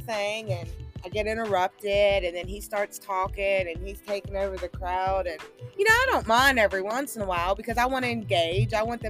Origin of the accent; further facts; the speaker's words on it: West Virginia, United States; I'm from West Virginia